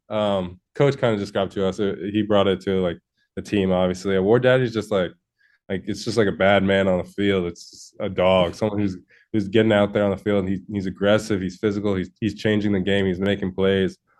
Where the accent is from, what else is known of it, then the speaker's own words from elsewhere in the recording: Connecticut, United States; I'm from Connecticut